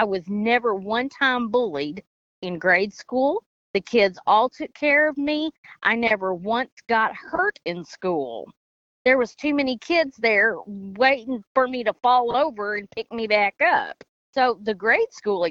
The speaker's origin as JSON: {"language": "English", "town": "Henderson", "region": "Kentucky", "country": "United States", "said": "I'm from Henderson, Kentucky"}